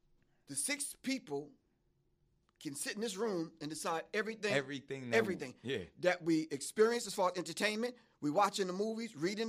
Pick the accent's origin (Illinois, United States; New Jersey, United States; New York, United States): New York, United States; Roosevelt; I'm from Roseville, Long Island. We don't have no experience with white people right there.